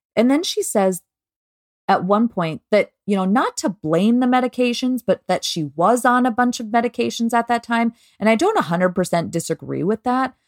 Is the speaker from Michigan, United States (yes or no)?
no; Minnesota, United States; we're from Minnesota